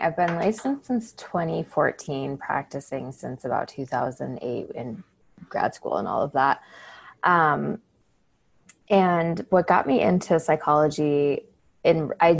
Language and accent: English; Chicago, Illinois, United States; moved away; I grew up outside of Chicago, the northern suburbs.